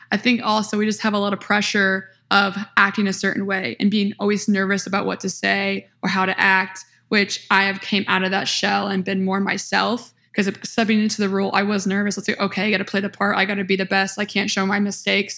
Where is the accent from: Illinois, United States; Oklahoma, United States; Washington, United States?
Illinois, United States; small town near Peoria, Central; I am from Central Illinois, small town near Peoria, Illinois